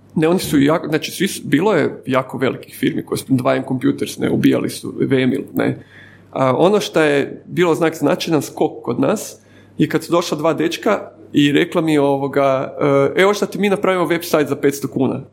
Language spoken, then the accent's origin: Croatian; Zagreb, City of Zagreb, Croatia; also born or lived in Dubrava; odrasam sam u Sopotu